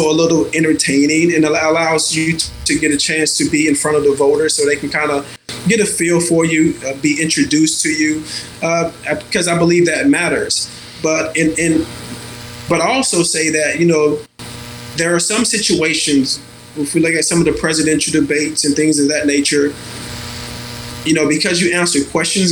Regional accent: Dallas, Texas, United States; now in California, United States; I grew up in the South. I grew up in Dallas, Texas.

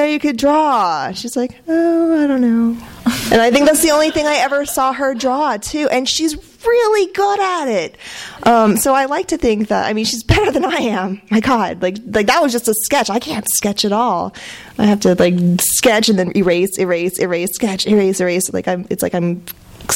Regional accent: Marin County, California, United States; also born or lived in Texas / San Jose, California; I grew up in Marin, but I'm from Texas, and I was from this little town

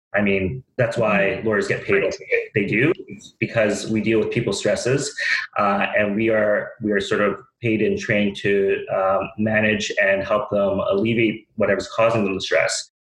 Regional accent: Vancouver, British Columbia, Canada; I'm born and raised in Vancouver.

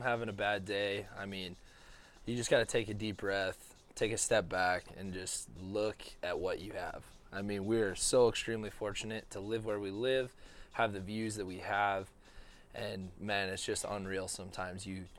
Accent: Ronan, Montana, United States; born there; I was born in Ronan, Montana. But we were a little bit of nomads after that.

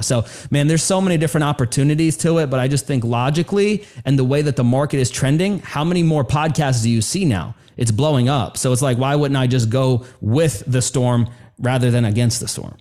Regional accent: New York City, New York, United States; I grew up in New York City

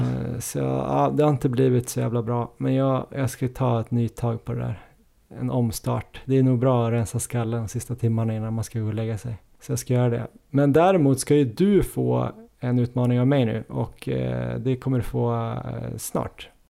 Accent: Ås, Jämtland, Sweden; moved away; där jag är uppvuxen

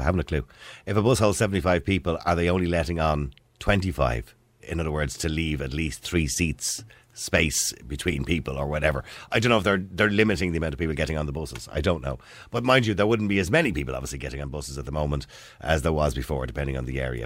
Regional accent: Ireland; we're Irish

